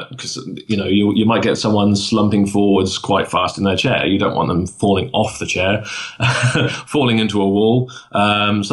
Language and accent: English; United Kingdom; it's a hard life being a British stage hypnotist